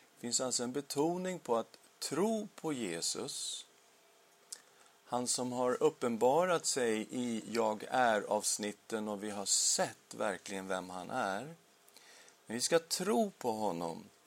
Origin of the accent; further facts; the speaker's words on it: Sweden; Vi blir medborgare i Sverige